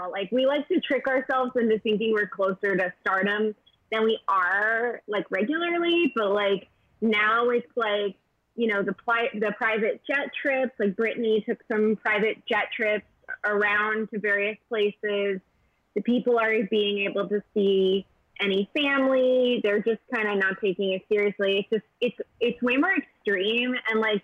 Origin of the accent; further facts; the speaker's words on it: Chicago, Illinois, United States; I'm from Chicago